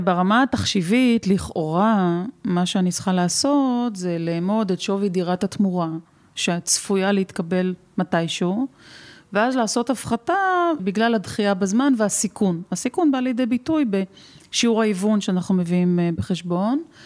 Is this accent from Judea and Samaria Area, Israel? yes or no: no; Rehovot, Central District, Israel; נולדתי בצריף בזרנוגה ברחובות. הייתה לי ילדות אה, עטופה באהבה, אבל חסרת אמצעים